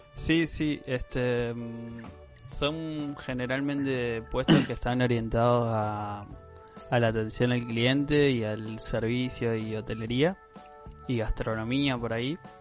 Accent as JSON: {"language": "Spanish", "region": "Santa Fe", "country": "Argentina", "said": "nosotros como, buenos argentinos que somos"}